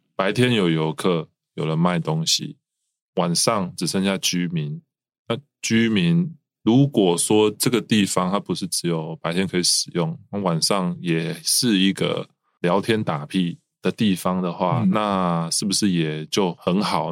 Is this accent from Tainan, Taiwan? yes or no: yes; Tainan, Taiwan; 土生土长的台南人，然后另外一个是住在海边